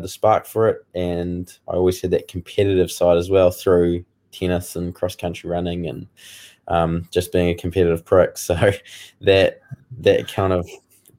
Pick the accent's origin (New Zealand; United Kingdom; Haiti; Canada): New Zealand; Woodend, Canterbury; When I was younger, I grew up out in North Canterbury in Woodend